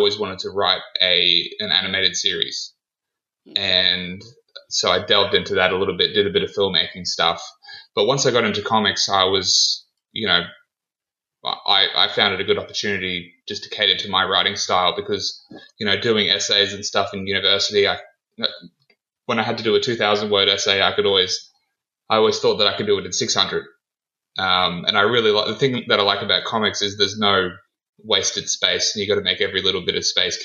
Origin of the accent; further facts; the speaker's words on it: Australia; I'm 26 years old and I'm from Australia.